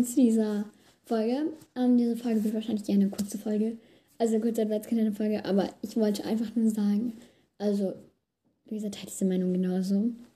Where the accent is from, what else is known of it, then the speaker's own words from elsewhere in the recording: Germany; Also wir sind ja beide aus Deutschland, also aus Deutschland halt, wohnen beide in Deutschland